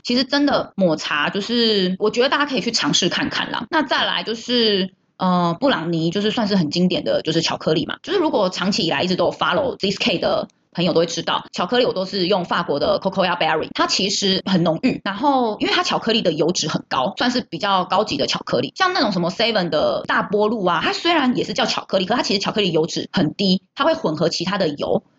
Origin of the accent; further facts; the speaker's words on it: Taiwan; 圣诞节就是我们台湾人的节日